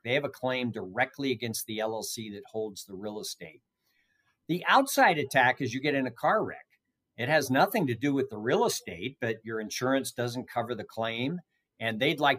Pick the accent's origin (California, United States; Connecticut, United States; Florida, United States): California, United States; San Francisco Bay Area; moved away as an adult; now in Nevada, United States; I grew up in the San Francisco Bay Area